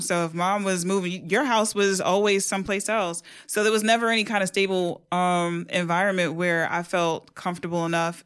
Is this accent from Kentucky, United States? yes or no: no; New York City, New York, United States; born and raised in New York City.